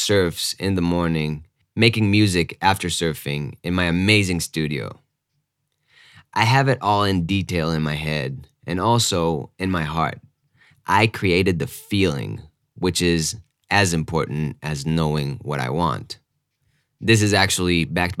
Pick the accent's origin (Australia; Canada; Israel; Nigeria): Israel; moved away as an adult; also born or lived in New York / Austin, Texas / Denver; I grew up in Israel, and after my army service